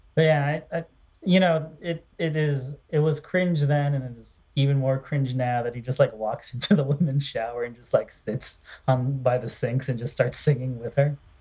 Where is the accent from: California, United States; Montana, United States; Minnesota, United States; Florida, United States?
Minnesota, United States; I grew up in Minnesota, so lots of trees